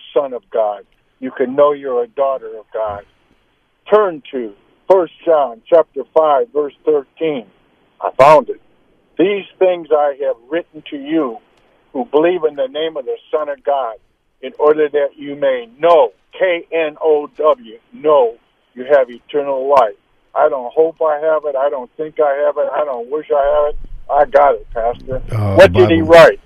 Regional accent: Detroit, Michigan, United States; I grew up in Detroit, Michigan

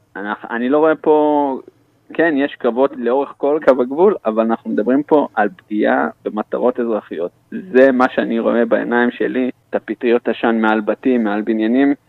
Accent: Israel; אני ישראלי

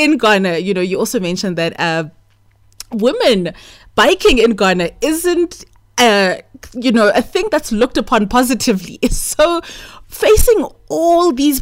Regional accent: South Africa; as a South African

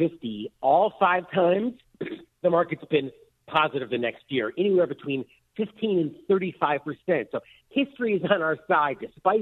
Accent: United States; as an American

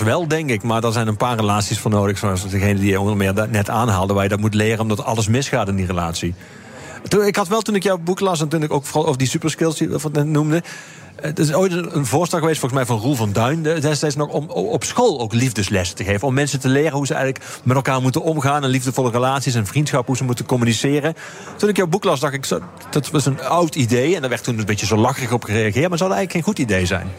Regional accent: Geleen, Limburg, Netherlands; Ik kom zelf uit Geleen

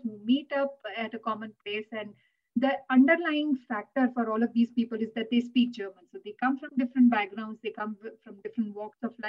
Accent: India; English is a second language; moved away; us growing up in India or speaking a language like Gujarati

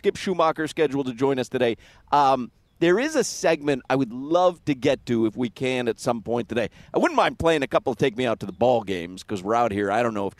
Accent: Chicago, Illinois, United States; It meant a little more when I was growing up in Chicago.

